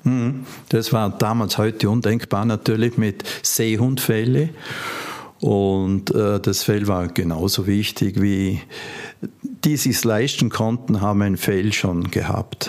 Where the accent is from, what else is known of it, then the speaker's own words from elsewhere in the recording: Vorarlberg, Austria; bei uns in Vorarlberg eine Menge von, von Kleinstherstellern in verschiedenen Regionen